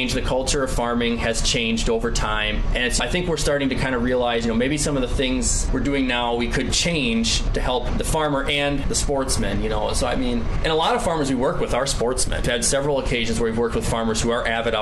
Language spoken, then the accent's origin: English; Driftless region, United States; when I was growing up in the Driftless region, later part of the 2000s into the early 2010s